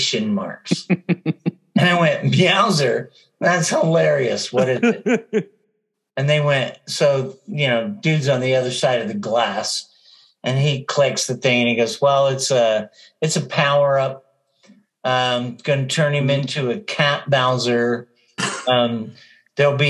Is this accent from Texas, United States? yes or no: yes; Texas, United States; I grew up in Texas